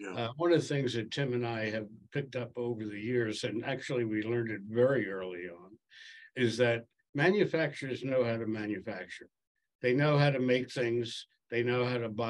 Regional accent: Washington, District of Columbia, United States; that's my hometown

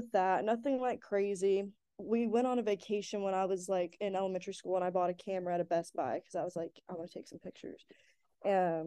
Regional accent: Joshua, Texas, United States; moved away as an adult; now in Fort Worth, United States; I now live in Fort Worth, but I'm from Joshua, Texas

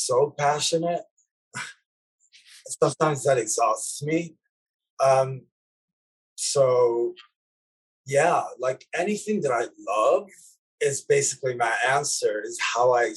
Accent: Lebanon; moved away; me growing up in Lebanon in the 80s

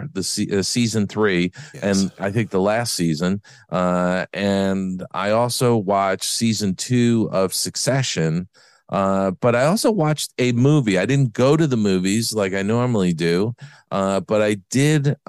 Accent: New York, United States; now in Los Angeles, United States; I grew up in New York

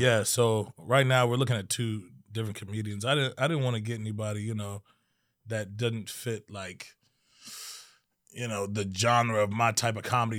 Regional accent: Maryland, United States; I was born in Maryland.

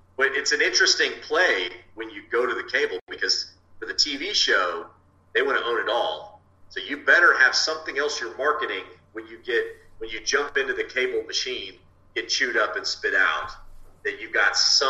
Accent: Texas, United States; I'm a Texan

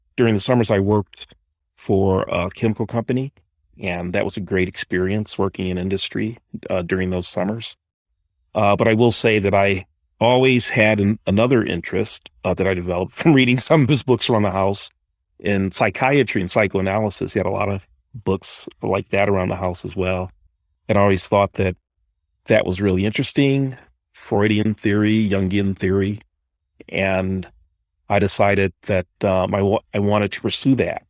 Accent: Detroit, Michigan, United States; I was born and raised in Detroit

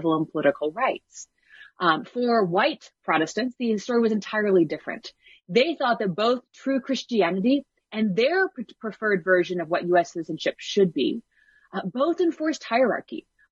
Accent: the South, United States; It's where I grew up in the United States

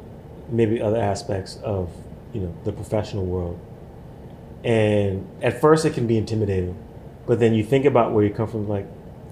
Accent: New York City, New York, United States; being a New Yorker, a man of color, black man.

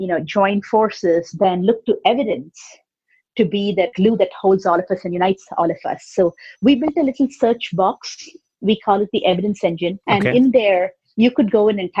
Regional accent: India; I grew up in India. I grew up in a joint family with 17 family members.

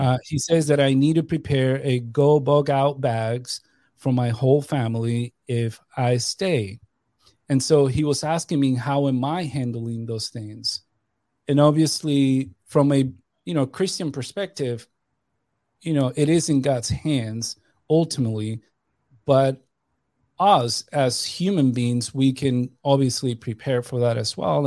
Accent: New York, United States; moved away as an adult; I grew up in New York.

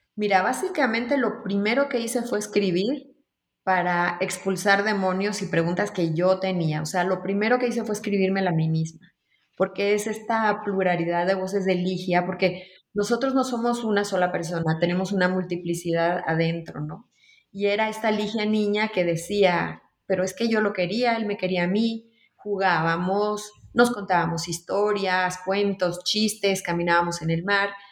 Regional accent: Managua, Nicaragua; also born or lived in London, United Kingdom; now in Mexico City, Mexico; yo nací en Nicaragua, en Managua, Nicaragua, nací en el 68 y después de la guerra, justamente por, por la guerra, me tuve que exiliar y llegué a la Ciudad de México

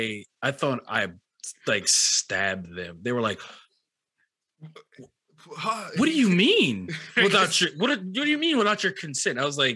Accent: Cajun, Louisiana, United States; I am a Cajun.

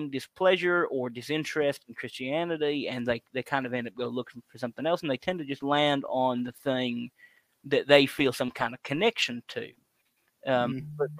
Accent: South Louisiana, United States; I'm from South Louisiana and I grew up in actually a Catholic household

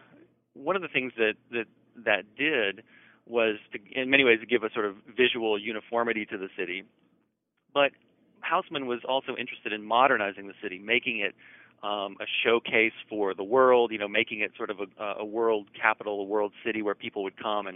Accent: Nashville, Tennessee, United States; I was born in Nashville, Tennessee, actually just up the road from where I live now

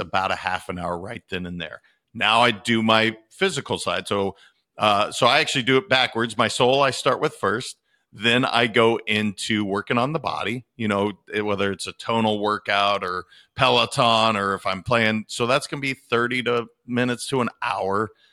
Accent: Montana, United States; I am from Montana

